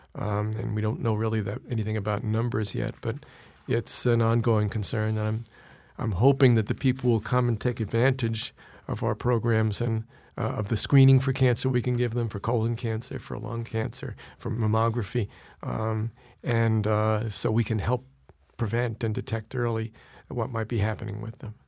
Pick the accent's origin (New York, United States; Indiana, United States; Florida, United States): New York, United States; New York City; also born or lived in Queens, New York; I was born in Brooklyn